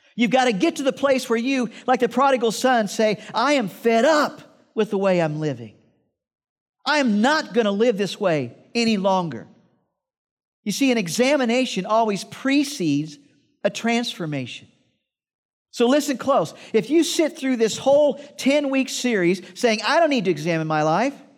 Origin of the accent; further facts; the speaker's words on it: Iowa, United States; I grew up in Iowa, and I had this job